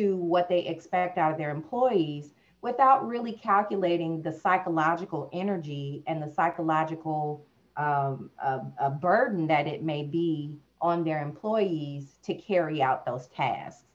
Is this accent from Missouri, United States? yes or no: yes; St. Louis, Missouri, United States; I'm from St. Louis. I was a kid in those same streets